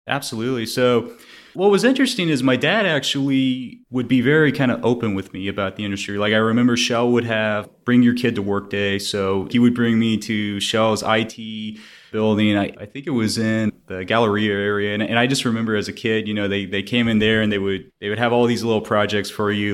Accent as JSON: {"language": "English", "town": "Houston", "region": "Texas", "country": "United States", "tie": "born or raised there", "said": "was born and raised in Houston"}